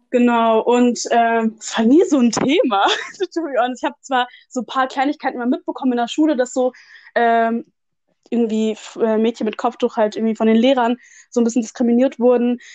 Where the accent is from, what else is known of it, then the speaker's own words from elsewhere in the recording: Germany; Ich bin in Deutschland geboren.